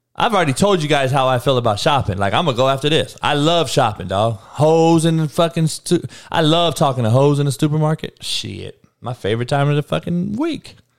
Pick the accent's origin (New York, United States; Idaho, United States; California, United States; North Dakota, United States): California, United States; Compton; I grew up in Compton, dog, in the hood, in the worst neighborhood